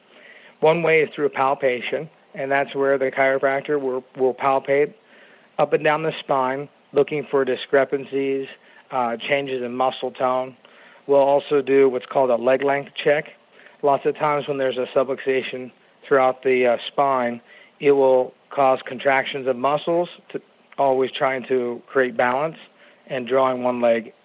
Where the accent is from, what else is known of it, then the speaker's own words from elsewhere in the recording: Phoenix, Arizona, United States; also born or lived in Kansas City, Kansas / Spartanburg, South Carolina; I'm from the Phoenix area